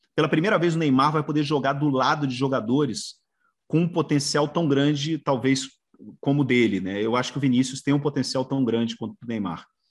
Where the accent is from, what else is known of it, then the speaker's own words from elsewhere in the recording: Brazil; now in Spain; eu sou brasileiro, mas eu sempre trabalhei aqui fora do Brasil